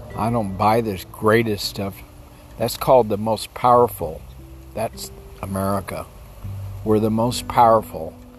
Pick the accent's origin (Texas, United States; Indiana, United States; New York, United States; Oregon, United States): Texas, United States; I grew up in Texas, which is kind of the extreme of the United States